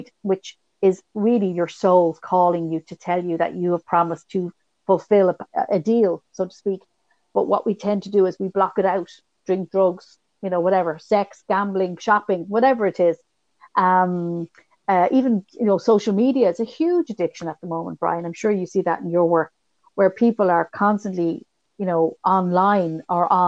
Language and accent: English; Ireland; being Irish